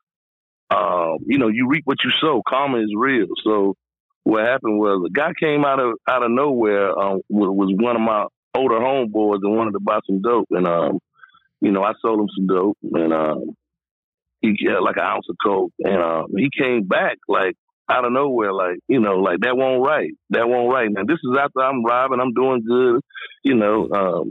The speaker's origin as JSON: {"language": "English", "town": "Raleigh", "region": "North Carolina", "country": "United States", "tie": "born or raised there", "moved": "as an adult", "lives_now": "California, United States", "said": "I grew up in Raleigh, Durham, North Carolina"}